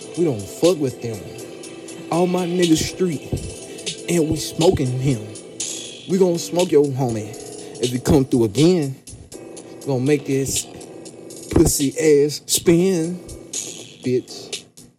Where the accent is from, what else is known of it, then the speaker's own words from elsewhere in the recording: the South, United States; I'm from the South